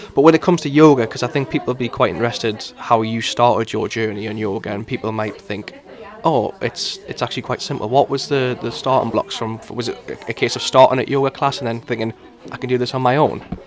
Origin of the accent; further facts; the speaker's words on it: Newcastle upon Tyne, North East England, United Kingdom; accent: Geordie; my accent is a bit of a giveaway as to where I'm from